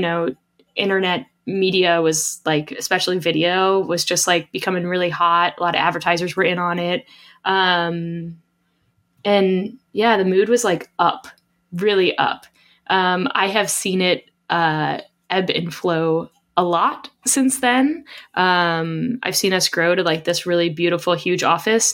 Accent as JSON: {"language": "English", "town": "Rochester", "region": "New York", "country": "United States", "tie": "born or raised there"}